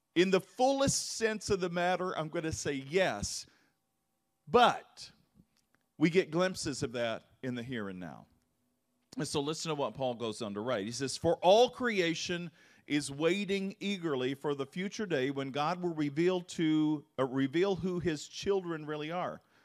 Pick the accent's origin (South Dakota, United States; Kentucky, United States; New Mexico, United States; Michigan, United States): Kentucky, United States; I grew up in the Bible Belt, and Kentucky